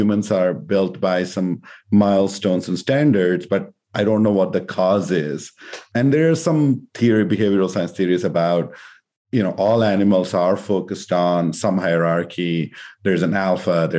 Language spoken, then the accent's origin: English; India; moved away as an adult; I grew up in India and came to do my master's here